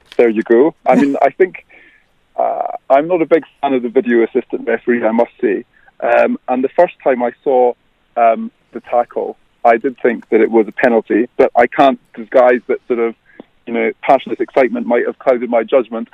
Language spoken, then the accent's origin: English; Scot, Scotland, United Kingdom; now in Ireland; as a Scot